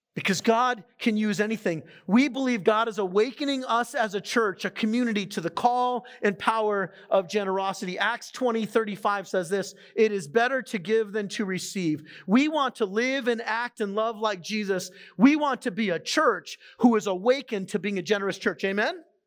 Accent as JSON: {"language": "English", "town": "San Diego", "region": "California", "country": "United States", "moved": "yes", "said": "I'm from San Diego, the ocean was kind of a part of my life"}